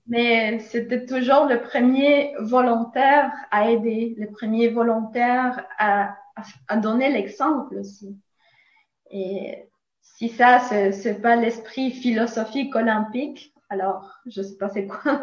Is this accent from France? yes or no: no; Nicaragua; French is a second language; now in Montreal, Canada; je viens de Nicaragua. Alors, si vous écoutez un petit accent